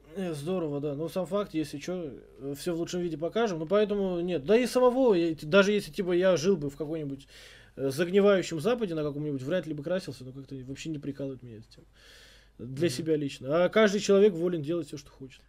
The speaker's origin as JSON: {"language": "Russian", "region": "Tashkent", "country": "Uzbekistan", "said": "я из Ташкента, из спального района"}